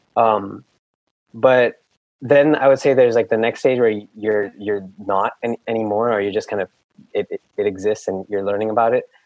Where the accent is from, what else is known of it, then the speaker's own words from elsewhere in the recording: Mumbai, Maharashtra, India; moved away as an adult; also born or lived in Claremont, California; now in United States; I actually spent all of my, like, most of my formative years growing up in Mumbai, India. Uh, so, like, elementary school, middle school, and high school, uh, I was living in India